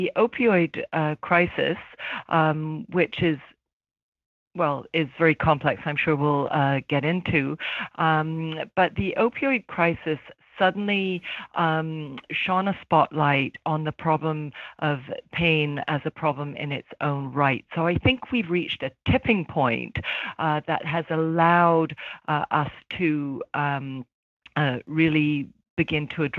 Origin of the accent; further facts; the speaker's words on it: London, United Kingdom; now in Toronto, Canada; I was born in London, UK, but I've been in Toronto for probably half my life